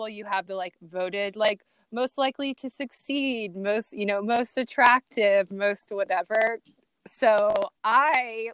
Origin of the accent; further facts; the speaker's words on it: Iowa, United States; also born or lived in Los Angeles, California; now in Jacksonville, United States; I'm from Iowa. People from Iowa are cool. The Midwest